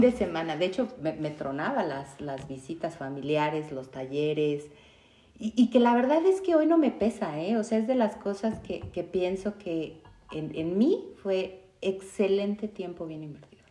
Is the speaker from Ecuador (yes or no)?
no; Mexico City, Mexico; yo también soy de Ciudad de México